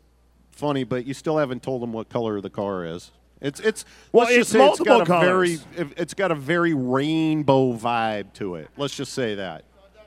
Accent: Las Vegas, Nevada, United States; also born or lived in Pasadena, California / Monrovia, California; I was born in Las Vegas, but my whole family is from the Pasadena, Monrovia area.

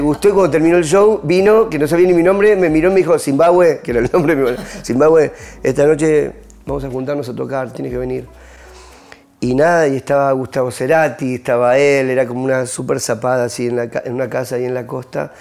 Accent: Argentina; moved away; en mi país

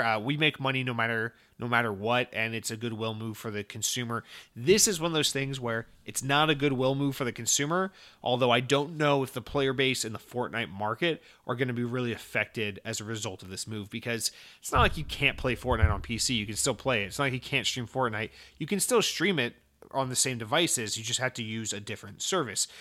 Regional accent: United States; as an American

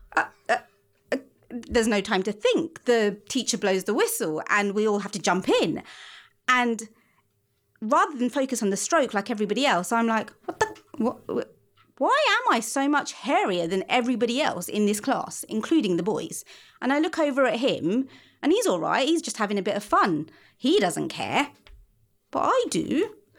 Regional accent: London, United Kingdom; I spend a lot of my teens wandering round my part of London

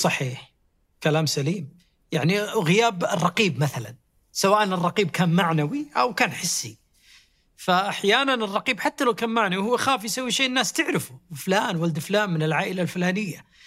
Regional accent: Saudi Arabia; إحنا من السعودية

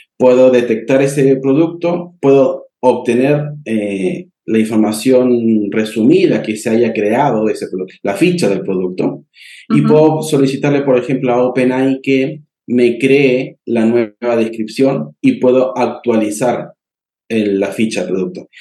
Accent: Argentina; now in Santiago, Chile; yo estoy ubicado en Santiago de Chile, soy argentino, pero estoy aquí

